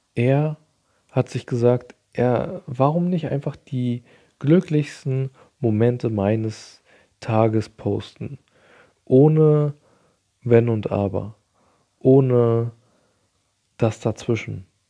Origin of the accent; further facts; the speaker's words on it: Germany; bei uns in Deutschland